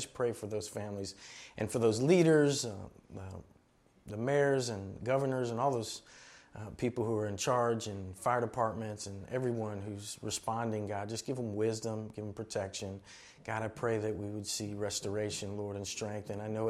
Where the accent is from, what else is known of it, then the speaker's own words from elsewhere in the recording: Miami, Florida, United States; I grew up in Miami and in Florida, and I understand to a certain degree that uneasiness, that feeling.